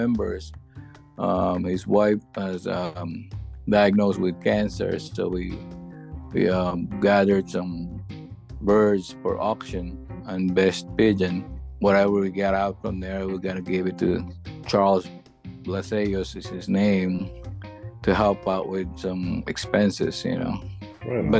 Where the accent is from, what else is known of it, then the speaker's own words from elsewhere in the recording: Philippines; moved away as an adult; now in Connecticut, United States; I was born in the Philippines. I came here in the U.S.